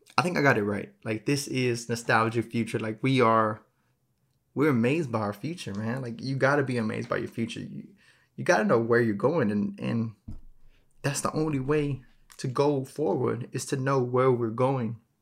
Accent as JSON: {"language": "English", "region": "Texas", "country": "United States", "said": "I'm from Texas"}